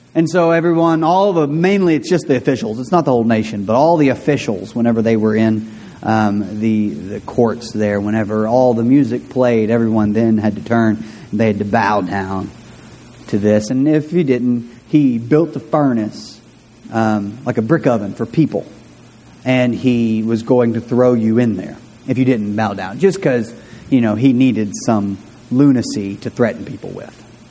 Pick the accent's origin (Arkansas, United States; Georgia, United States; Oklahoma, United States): Arkansas, United States; De Queen; I grew up in De Queen, and in De Queen, uh, when I was in eighth or ninth grade, um, De Queen became a small Hispanic community in southwestern Arkansas